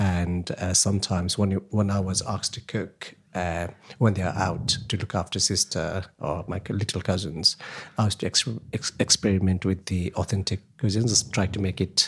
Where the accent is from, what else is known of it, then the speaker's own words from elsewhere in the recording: Nepal; I grew up in a really big family, as it happens in Asian culture, like a big, big family.